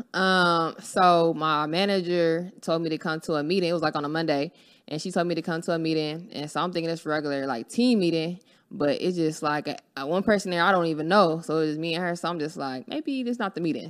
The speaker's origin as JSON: {"language": "English", "town": "Los Angeles", "region": "California", "country": "United States", "tie": "born or raised there", "said": "I'm from Los Angeles, California"}